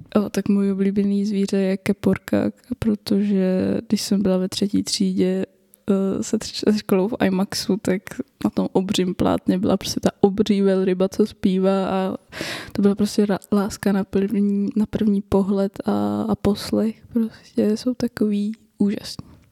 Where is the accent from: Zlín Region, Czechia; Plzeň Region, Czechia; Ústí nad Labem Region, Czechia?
Ústí nad Labem Region, Czechia; Roudnice nad Labem; pocházím z Ústeckého kraje, z Roudnice nad Labem. Eh, kde jsem studovala gymnázium